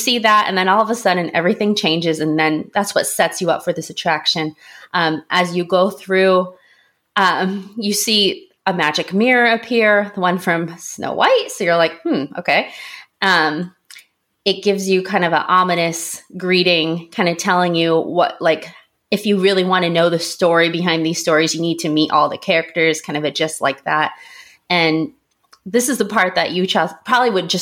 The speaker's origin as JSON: {"language": "English", "region": "a suburb of Tokyo", "country": "Japan", "tie": "born or raised there", "also_born_or_lived": "South Korea", "moved": "yes", "said": "I was very lucky to grow up in a suburb of Tokyo"}